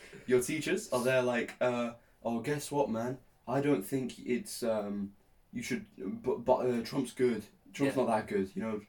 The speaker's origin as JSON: {"language": "English", "country": "Poland", "tie": "born or raised there", "moved": "yes", "lives_now": "England, United Kingdom", "said": "I was born in Poland."}